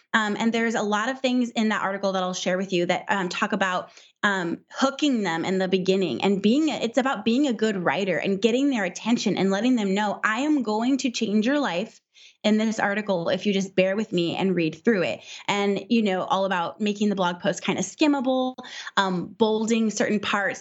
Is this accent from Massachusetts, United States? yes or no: no; Southern California, United States; also born or lived in Midwest; we're from Southern California, so it's really, really expensive here